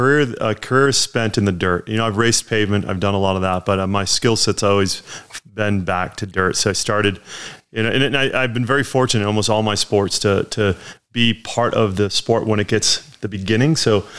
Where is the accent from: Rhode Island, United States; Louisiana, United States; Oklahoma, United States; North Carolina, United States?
Rhode Island, United States; I grew up in Rhode Island, and I was very fortunate to grow up and sail out of Narragansett Bay.